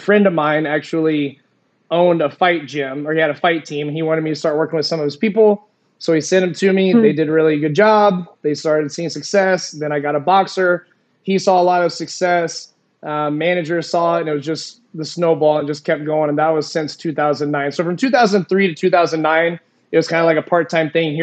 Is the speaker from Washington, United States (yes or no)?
no; Springfield, Missouri, United States; moved away as an adult; also born or lived in Arizona; born and raised in Springfield, Missouri